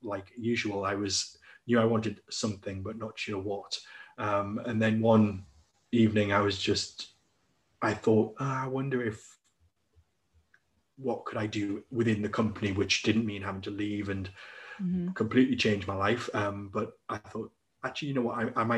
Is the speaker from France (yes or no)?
no; Newcastle upon Tyne, North East England, United Kingdom; moved away as an adult; I'm originally from Newcastle upon Tyne